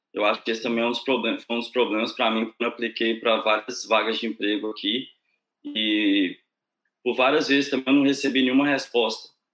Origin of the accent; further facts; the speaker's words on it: Sete Lagoas, Minas Gerais, Brazil; moved away as an adult; also born or lived in Viçosa; now in Ireland; eu sou do interior de Minas. Uh, eu nasci em Sete Lagoas, que é uma cidadezinha perto de Belo Horizonte. Eu morei lá até os meus 18 anos